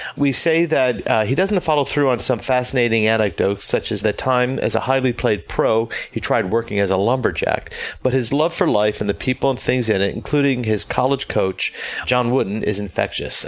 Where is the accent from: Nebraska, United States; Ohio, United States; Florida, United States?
Florida, United States; Tampa; now in New York City, United States; In Tampa, my hometown.